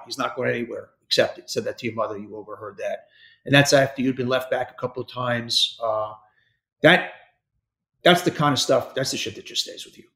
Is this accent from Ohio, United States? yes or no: no; New York City, New York, United States; I'm from Hollis Hills.